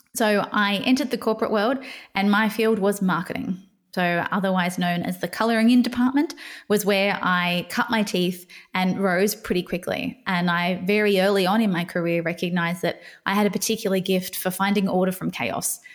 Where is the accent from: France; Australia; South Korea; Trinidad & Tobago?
Australia; I grew up in Australia